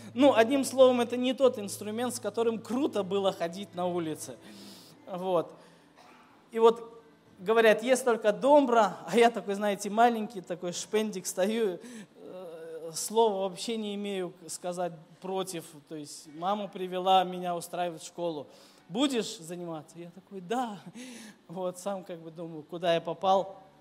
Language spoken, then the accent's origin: Russian; Minsk, Belarus; moved away as an adult; also born or lived in Kyiv, Ukraine; now in Saratov, Russia; я вырос в Минске, столично большой город